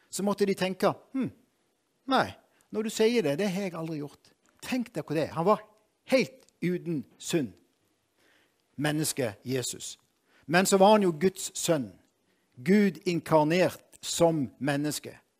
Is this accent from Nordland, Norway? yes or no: no; Moi, Agder, Norway; jeg er fra Moi